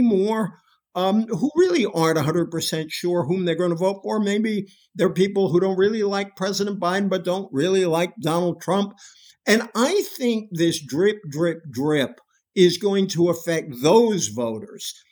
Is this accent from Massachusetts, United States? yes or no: yes; Massachusetts, United States; I come from Massachusetts, where James Michael Curley got elected from a jail cell